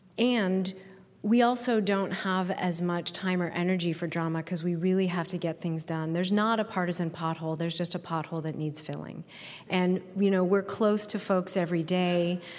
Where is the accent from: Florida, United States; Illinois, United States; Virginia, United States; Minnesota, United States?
Minnesota, United States; Minnetonka; I was raised technically in Minnetonka, but I went to Wayzata High School, so I will claim it.